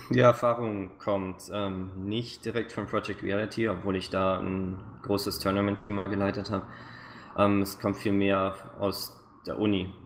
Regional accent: near Stuttgart, Baden-Württemberg, Germany; moved away as an adult; now in Vancouver, Canada; ich bin äh, Schwabe, ähm, aufgewachsen in der Nähe von Stuttgart

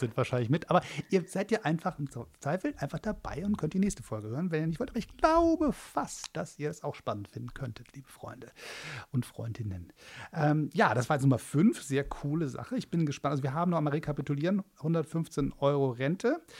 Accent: Hamburg, Germany; In meiner Heimatstadt

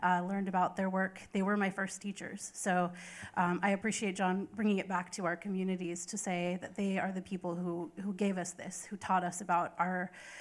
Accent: Fort Peck, northeastern Montana, United States; now in Oklahoma, United States; I am Assiniboine from the Fort Peck Assiniboine and Sioux Tribes in northeastern Montana

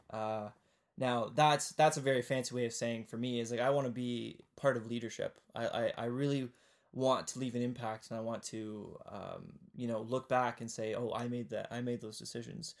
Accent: Kitchener, Ontario, Canada; also born or lived in Ottawa; I was born in Kitchener-Waterloo, which is in, but the southeastern part of, of Ontario in Canada

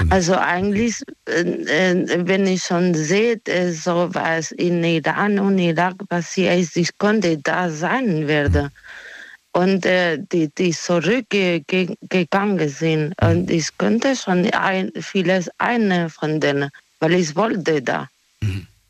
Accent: Spain; German is a second language; moved away as an adult; now in Germany; ich bin Spanierin

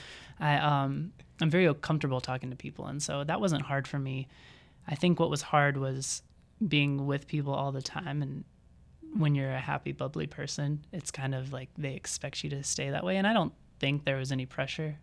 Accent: Mississippi, United States; moved away as an adult; now in Iowa, United States; I'm from Mississippi

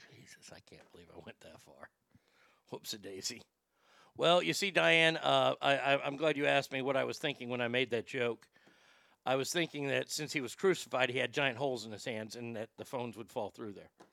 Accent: Texas, United States; my home state of Texas

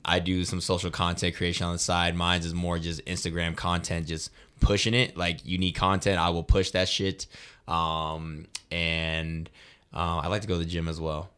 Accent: Colorado Springs, Colorado, United States; moved away as an adult; now in Denver, United States; I'm from the Springs as well

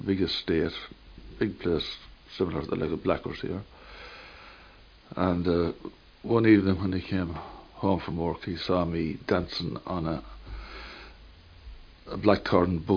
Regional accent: Kilcullen, County Kildare, Ireland; born or raised there; also born or lived in Duleek, County Meath

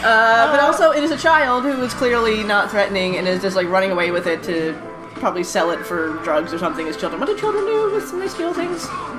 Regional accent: Nova Scotia, Canada; now in British Columbia, Canada; I am from Nova Scotia, so I'm very happy to have beer from home.

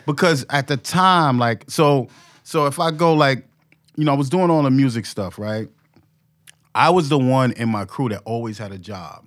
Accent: New York City, New York, United States; I grew up in Harlem.

